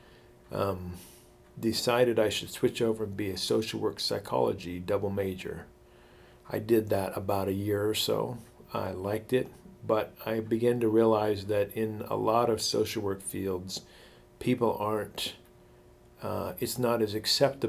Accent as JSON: {"language": "English", "town": "Othello", "region": "Washington", "country": "United States", "tie": "born or raised there", "said": "the little town that I grew up in Eastern Washington called Othello"}